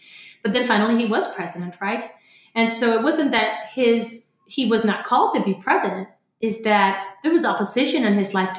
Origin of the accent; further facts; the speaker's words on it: Florida, United States; moved away as an adult; now in San Antonio, United States; 12 years in business in a new city called San Antonio. I came from Florida.